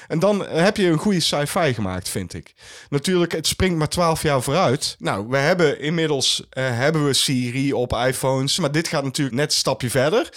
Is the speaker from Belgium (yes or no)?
no; Netherlands; wij als Nederlanders